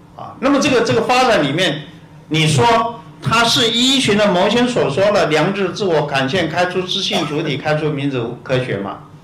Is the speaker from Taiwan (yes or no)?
yes; Taiwan; 我们台湾人